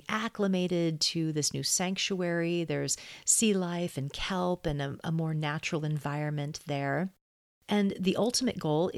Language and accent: English; Sonoma County, California, United States; We're both from Sonoma County, California